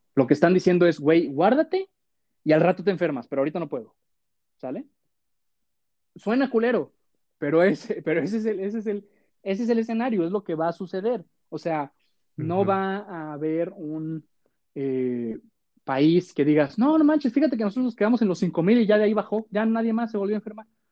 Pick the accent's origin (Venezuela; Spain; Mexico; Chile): Mexico